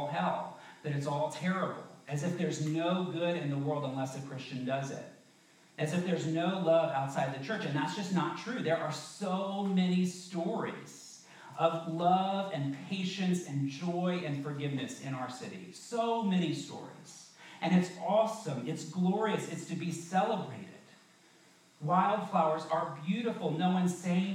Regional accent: the South, United States; I grew up in the South

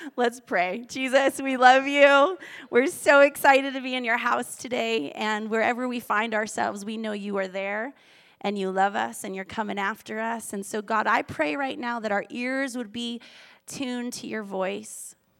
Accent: Boston, Massachusetts, United States; also born or lived in Australia / Manhattan Beach, California; now in Culver City, United States; I grew up on the East Coast in Boston

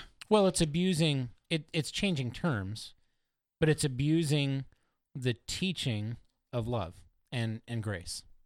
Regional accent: Oregon, United States; moved away as an adult; also born or lived in Indiana; I was from Oregon, and I was stationed in Indiana

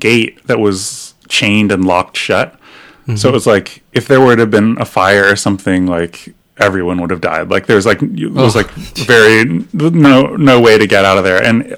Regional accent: Torrance, California, United States; also born or lived in Olympia, Washington; now in Portland, United States; So the South Bay, near San Pedro and Torrance

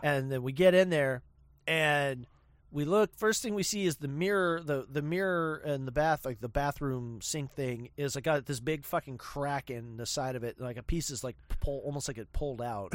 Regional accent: Spokane, Washington, United States; I'm from Spokehampton

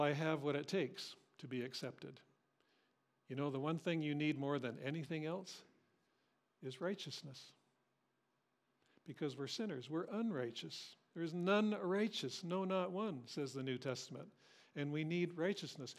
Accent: Cambridge, Ontario, Canada; Cambridge, I was raised in Cambridge

